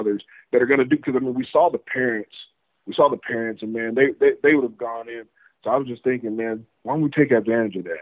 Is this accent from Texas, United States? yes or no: yes; West Texas, United States; I'm from West Texas. I'm a few hours away from Uvalde